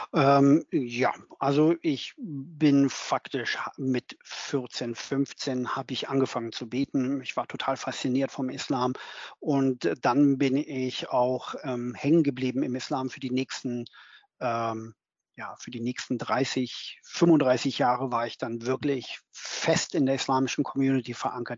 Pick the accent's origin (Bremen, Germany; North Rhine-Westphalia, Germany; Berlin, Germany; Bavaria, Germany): Berlin, Germany; moved away as an adult; now in London, United Kingdom; bin, wie gesagt, 2008 aus Berlin weggegangen als Berliner, geborener Berliner und äh, lebe jetzt in London